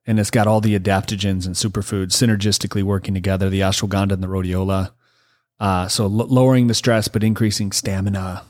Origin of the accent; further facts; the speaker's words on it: Michigan, United States; now in California, United States; I'm from Michigan.